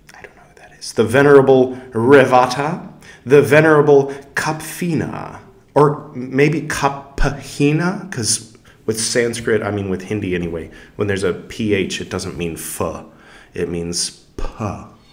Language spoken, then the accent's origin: English; California, United States; I am from California